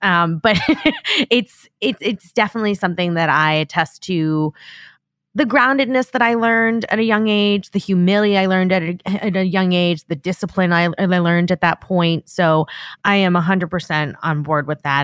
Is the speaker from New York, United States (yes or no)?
yes; Long Island, New York, United States; moved away as an adult; I grew up on Long Island